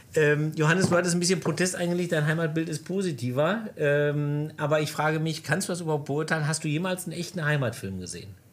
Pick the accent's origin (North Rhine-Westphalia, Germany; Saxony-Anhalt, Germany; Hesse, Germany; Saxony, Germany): North Rhine-Westphalia, Germany; Ruhr area; also born or lived in Bavaria; ich bin in einer Stadt aufgewachsen, wirklich so unter einem, unter, im, Sch im Schatten des Förderturms. Okay. Und eigentlich ist diese Ruhrgebiets- äh, Identität, das ist mein Ding